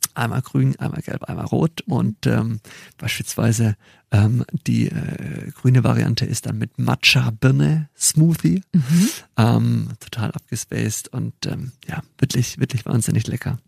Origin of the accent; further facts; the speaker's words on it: near Stuttgart, Baden-Württemberg, Germany; also born or lived in Chile / Mexico; Ich komme aus der Nähe von Stuttgart